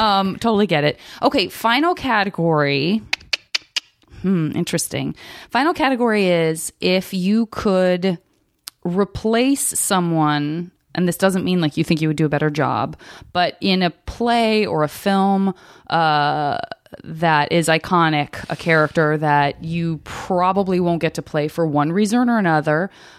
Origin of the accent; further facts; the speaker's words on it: Arizona, United States; I'm from Arizona, and I have such a fierce love for, like, the Four Corner states